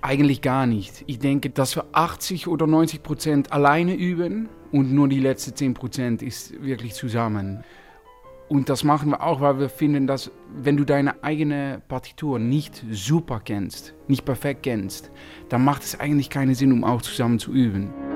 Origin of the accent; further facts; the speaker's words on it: Netherlands; German is a second language; wir sind Holländer